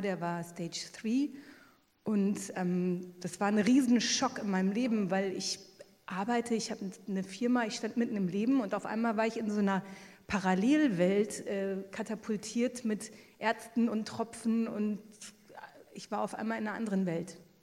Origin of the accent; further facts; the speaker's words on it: Luxembourg; ich komme aus Luxemburg